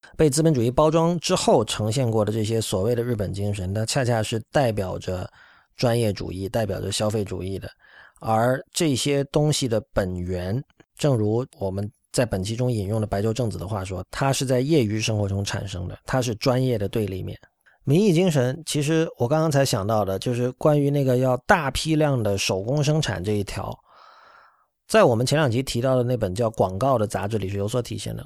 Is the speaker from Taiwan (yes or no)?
no; China; 我们身为中国人意味着什么